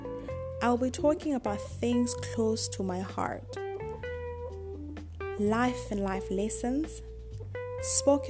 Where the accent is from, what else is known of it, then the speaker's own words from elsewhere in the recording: South Africa; moved away as an adult; now in Asia; I am a South African currently in Asia